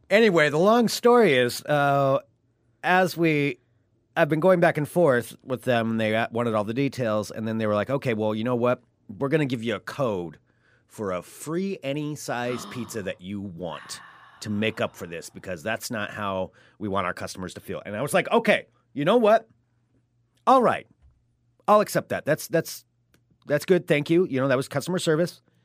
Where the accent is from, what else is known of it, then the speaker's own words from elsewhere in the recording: United States; I'm an American